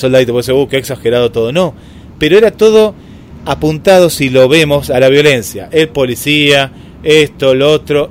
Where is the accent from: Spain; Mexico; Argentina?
Argentina; nosotros como argentinos